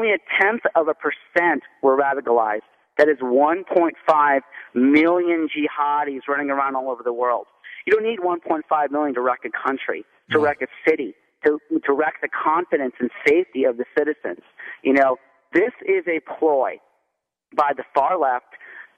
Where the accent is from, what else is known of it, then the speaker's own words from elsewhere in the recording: United States; I am actually a first-generation Syrian immigrant. I was born in the United States